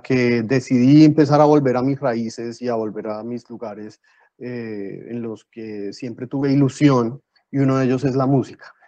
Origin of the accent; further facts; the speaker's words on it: Bogotá, Colombia; moved away as an adult; now in Ávila, Spain; yo soy de Bogotá, que son 10 millones